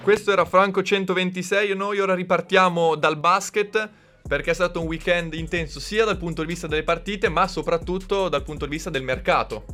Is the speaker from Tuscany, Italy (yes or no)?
no; Bologna, Emilia-Romagna, Italy; io sono di Bologna